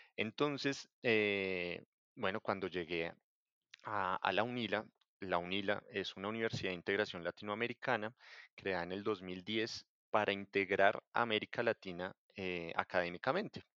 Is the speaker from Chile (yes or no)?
no; Bogotá, Colombia; moved away as an adult; also born or lived in Nantes, France / Lyon, France / Mexico / Brazil; yo soy de, de Colombia, de Bogotá. tuve la oportunidad de, de salir de, de, Colombia muy joven, a los 20 años